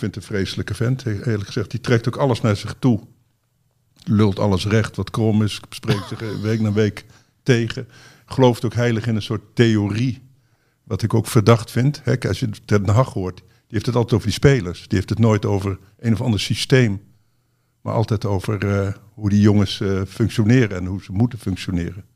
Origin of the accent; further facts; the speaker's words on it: Netherlands; wij, denk ik, als Nederlanders